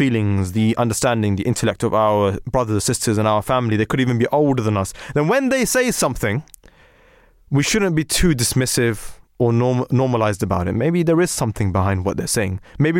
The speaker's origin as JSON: {"language": "English", "country": "Pakistan", "said": "what we would like to call in our households, I'm a Pakistani, you know, a Desi analysis."}